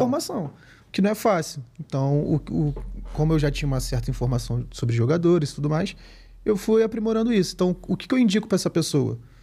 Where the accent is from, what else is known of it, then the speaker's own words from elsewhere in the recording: Araruama, Rio de Janeiro, Brazil; clube lá da minha cidade, lá em Araruama, no Rio de Janeiro